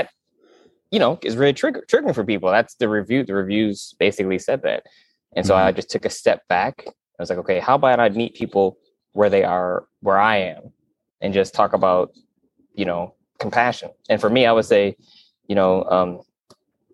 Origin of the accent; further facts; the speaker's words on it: West Michigan, United States; I'm from West Michigan